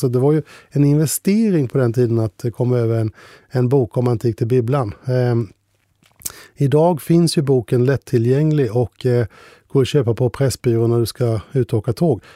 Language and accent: Swedish; Ljuder parish, Kronoberg County, Sweden; Ljuder socken, det är min hemkommun, fast jag kommer andra änden. Så alla uttryck där om däka, lue etc. Det var en del av mitt språk